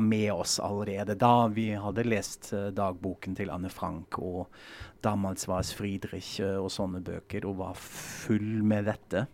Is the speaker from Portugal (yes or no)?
no; Germany; moved away; vi er en klasse fra Tyskland